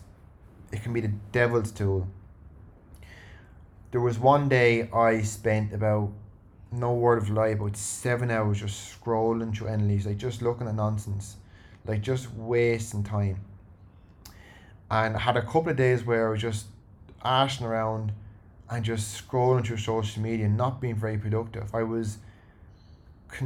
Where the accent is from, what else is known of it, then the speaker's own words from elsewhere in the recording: Ireland; now in Sydney, Australia; Irish people are very, and me included